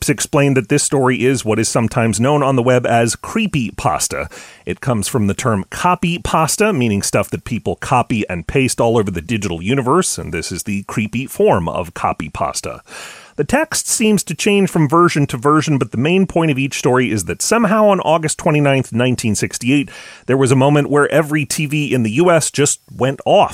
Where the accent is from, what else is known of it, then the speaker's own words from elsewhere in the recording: Chicago, Illinois, United States; I grew up in Chicagoland